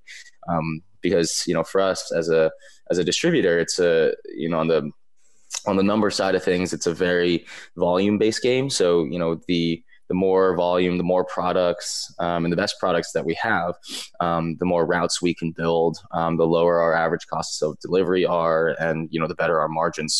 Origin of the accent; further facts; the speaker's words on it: East Coast, United States; I grew up growing up on the East Coast